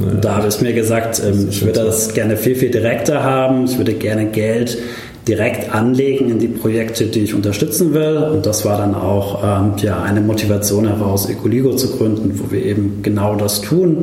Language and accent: German; Stuttgart, Baden-Württemberg, Germany; moved away as an adult; also born or lived in Karlsruhe / Kenya; ich bin in Stuttgart geboren, bin dann nach Karlsruhe zum Studieren